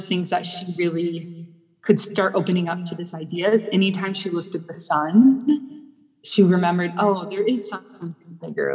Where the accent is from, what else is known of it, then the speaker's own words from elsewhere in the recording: Midwest, United States; moved away as an adult; also born or lived in Vienna; now in Los Angeles, United States; I grew up in the Midwest